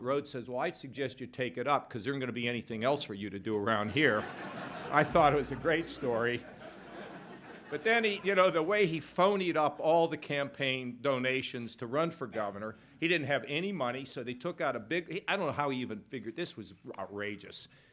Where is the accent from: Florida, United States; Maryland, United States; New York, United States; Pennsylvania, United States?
Pennsylvania, United States; Pittsburgh; now in Ohio, United States; I'm from Pittsburgh